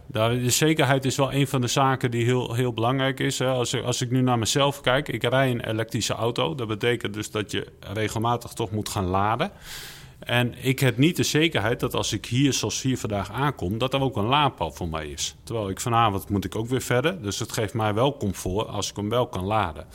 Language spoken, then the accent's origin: Dutch; Netherlands; wij als Nederlander